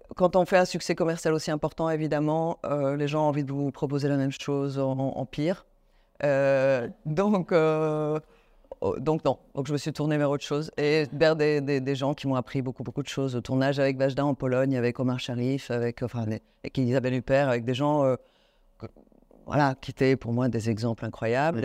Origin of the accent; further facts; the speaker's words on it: Paris, Île-de-France, France; also born or lived in Rome, Italy; j'ai grandi à Paris, j'ai fini par aimer Paris